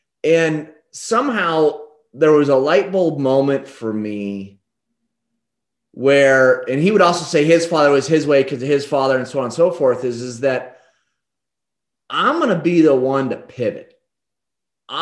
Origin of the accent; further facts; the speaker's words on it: Damascus, Oregon, United States; in a small little town called Damascus, Oregon, is where I was born and raised